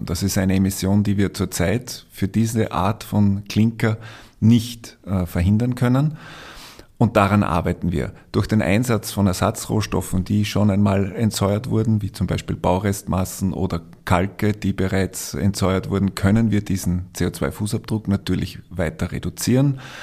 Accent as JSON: {"language": "German", "country": "Austria", "said": "wir als Österreicher"}